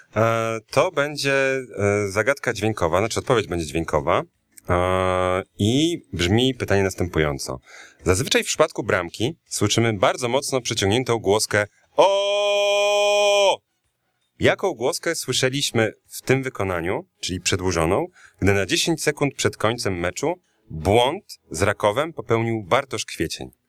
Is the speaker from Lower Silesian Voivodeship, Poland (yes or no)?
no; Białystok, Podlaskie Voivodeship, Poland; moved away as an adult; also born or lived in Ełk; jak najbardziej pochodzę z Białego Stoku, mimo że urodziłem się w Ełku. E, s- tam mieszkałem przez dziewiętnaście lat swojego życia, więc nie da się wyprzeć tego, tej podlaskości ze mnie